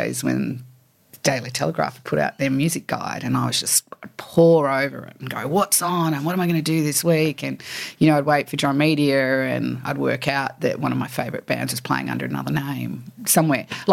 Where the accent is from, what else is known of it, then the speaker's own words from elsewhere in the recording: Sydney, New South Wales, Australia; I grew up in Annandale. I went to Fort Street